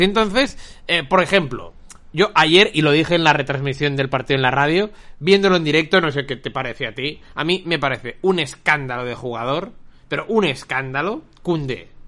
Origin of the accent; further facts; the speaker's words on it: Barcelona, Catalonia, Spain; viviendo en esta ciudad desde, siempre